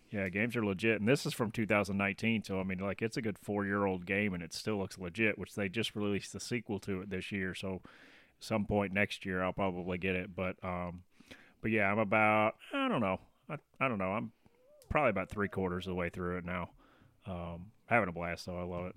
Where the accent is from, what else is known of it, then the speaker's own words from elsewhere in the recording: Tennessee, United States; I'm, I'm from Tennessee